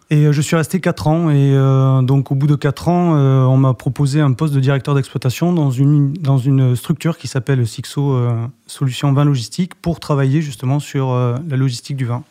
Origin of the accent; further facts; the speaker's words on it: Les Aldudes, Nouvelle-Aquitaine, France; moved away; je suis originaire du Pays Basque, d'un petit coin qui s'appelle Les Aldudes